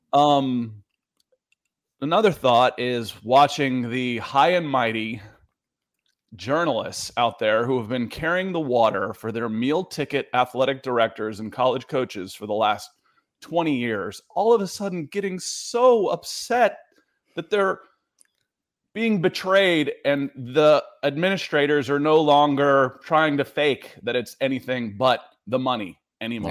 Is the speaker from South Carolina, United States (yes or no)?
no; Georgia, United States; moved away as an adult; also born or lived in Ohio / Los Angeles; I grew up in Georgia. I lived in L A for ten years, uh, and then I'm back here in Georgia